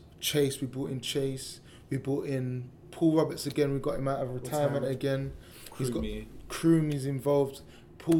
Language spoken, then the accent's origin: English; London, United Kingdom; growing up on Cattle Estate